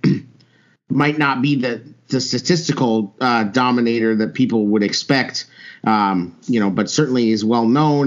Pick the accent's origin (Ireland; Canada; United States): United States; Albuquerque, New Mexico; I grew up in Albuquerque, New Mexico